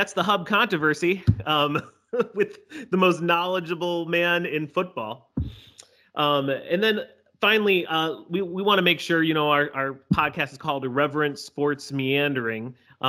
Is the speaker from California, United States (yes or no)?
no; Chicago, Illinois, United States; me and Josh, growing up in Chicago, we grew up with the head of Pro Football Weekly, Hub Arkish, always speaking on the radio, talking about the Bears.